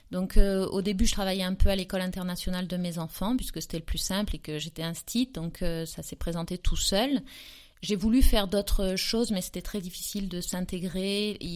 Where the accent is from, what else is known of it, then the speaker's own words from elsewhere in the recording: south of France, France; Alors je viens d'un peu partout parce que j'ai beaucoup voyagé et j'ai beaucoup surtout déménagé en France depuis toute petite. Mais euh, là où je suis restée le plus longtemps et là où j'ai ma maison que j'appelle ma maison de famille, c'est dans le sud de la France